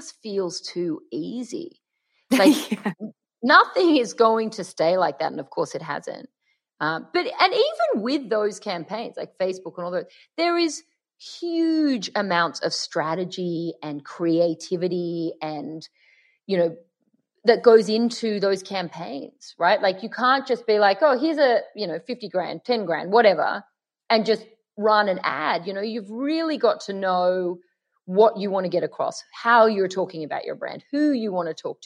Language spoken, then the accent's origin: English; Sydney, New South Wales, Australia; accent: Aussie; now in Los Angeles, United States; I'm in LA, but we're both from Sydney